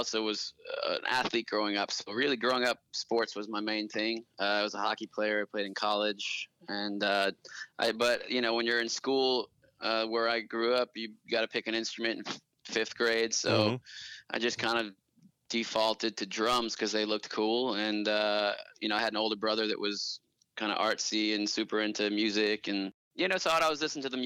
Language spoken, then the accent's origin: English; Boston, Massachusetts, United States; moved away as an adult; now in Los Angeles, United States; I'm originally from the East Coast, Boston area